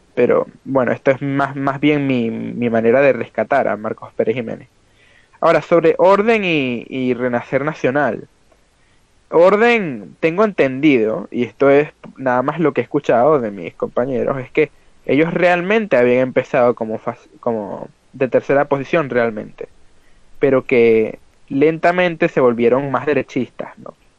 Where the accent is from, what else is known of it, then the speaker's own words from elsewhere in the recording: Venezuela; moved away; al final es donde nosotros crecimos. Eh, y que estamos en el éxodo ahora